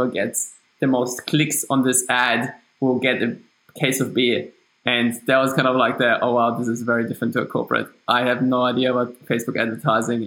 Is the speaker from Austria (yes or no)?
yes; Austria; accent: German; English is a second language; moved away as an adult; now in Australia; So you can hear from my accent that it's German. So I'm from Austria, but I moved to Australia 7-8 years ago.